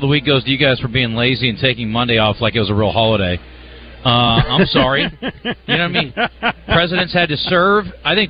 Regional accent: Polk County, Iowa, United States; I grew up in Polk County, Iowa.

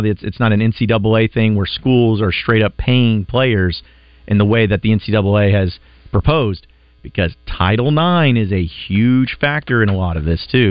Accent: Fayetteville, Arkansas, United States; my school growing up in Fayetteville.

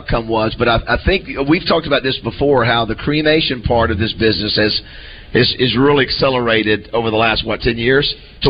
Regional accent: Panama City, Florida, United States; moved away; when I grew up in Panama City

